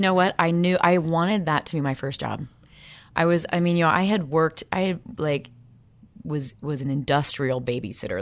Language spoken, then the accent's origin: English; Peoria, Illinois, United States; I'm from Peoria, Illinois